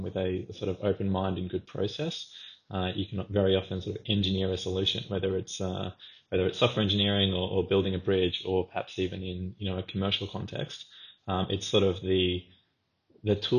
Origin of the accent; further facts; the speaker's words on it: Australia; as an Australian who wanted to continue to sort of live in Australia at the time